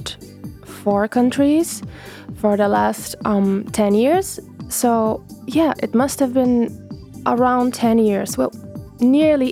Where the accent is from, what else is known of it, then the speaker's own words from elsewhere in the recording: Bulgaria; also born or lived in Ruse, Bulgaria / Sofia, Bulgaria; I lived there until my fourth grade. Then we moved to a bigger city